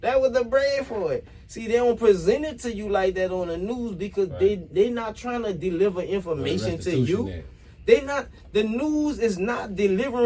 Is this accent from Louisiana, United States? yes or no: yes; New Orleans, Louisiana, United States; I grew up in Dirtzire Housing Projects. That's in the upper Ninth Ward of New Orleans